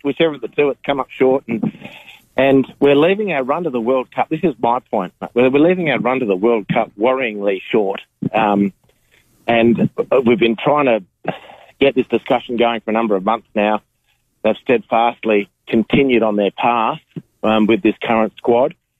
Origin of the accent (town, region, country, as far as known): Australia